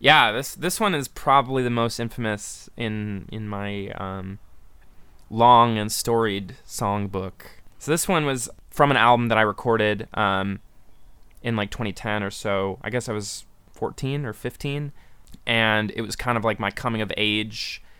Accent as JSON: {"language": "English", "town": "Buffalo", "region": "New York", "country": "United States", "tie": "born or raised there", "said": "growing up in Buffalo, and you're in like ninth grade"}